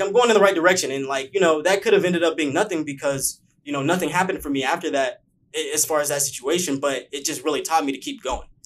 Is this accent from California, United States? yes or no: yes; Bakersfield, California, United States; moved away as an adult; now in Los Angeles, United States; A lot of people don't know that I'm from Bakersfield